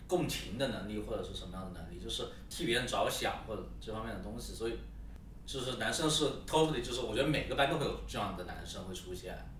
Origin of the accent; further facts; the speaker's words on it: Yunnan, China; 我们云南话叫“看蚂蚁”